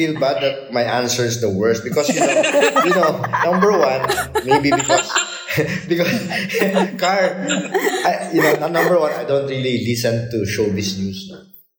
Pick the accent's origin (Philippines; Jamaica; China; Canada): Philippines; Eastern Visayas; even though I'm from Biliran